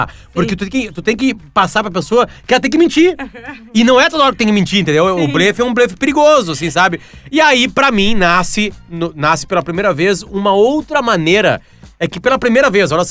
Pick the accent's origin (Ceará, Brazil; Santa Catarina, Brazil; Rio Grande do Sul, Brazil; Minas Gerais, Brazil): Rio Grande do Sul, Brazil; Alegrete; Porque eu fui criado no Alegrete